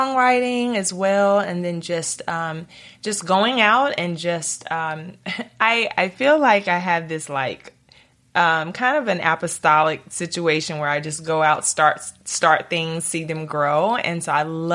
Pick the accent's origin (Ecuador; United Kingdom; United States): United States; East Texas; moved away as an adult; also born or lived in Los Angeles; now in Nashville, United States; I'm from Texas, grew up in East Texas